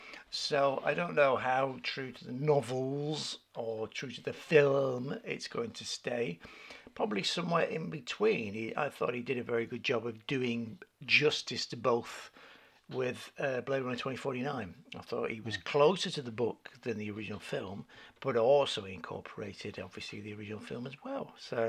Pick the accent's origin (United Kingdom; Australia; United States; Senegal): United Kingdom; England; But we pronounce it because we're English.